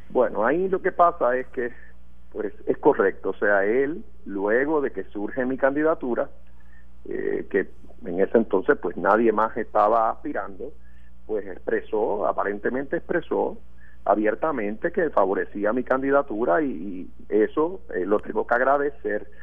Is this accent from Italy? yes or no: no; Puerto Rico; nuestra isla.